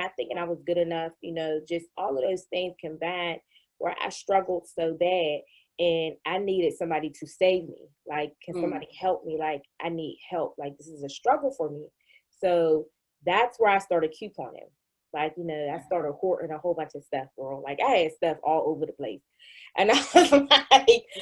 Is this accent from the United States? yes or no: yes; Pittsburgh, Pennsylvania, United States; I was born in probably one of the poorest communities in Pittsburgh, Pennsylvania